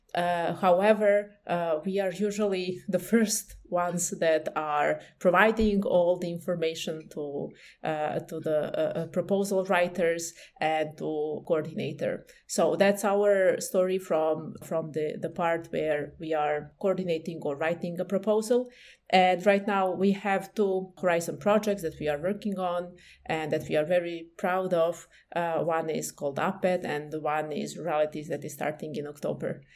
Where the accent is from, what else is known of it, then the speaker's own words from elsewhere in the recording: Belgrade, Serbia; I'm coming from Belgrade, Serbia